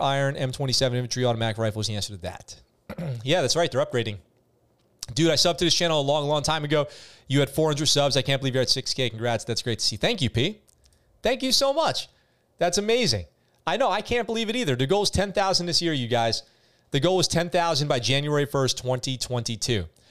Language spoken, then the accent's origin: English; New York, United States; moved away as an adult; also born or lived in San Diego, California; now in Japan; I grew up in New York. I lived in New York until I was eighteen, and I lived in California in San Diego until I moved to Japan